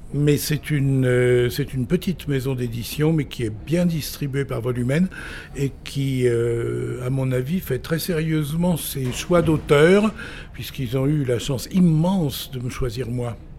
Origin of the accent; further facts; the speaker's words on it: Vézelay, Bourgogne-Franche-Comté, France; also born or lived in Saint-Révérien / Quebec; je suis revenu à Vézelay où j'ai fait 7 euh, ans d'études secondaires, euh, primaires puis secondaires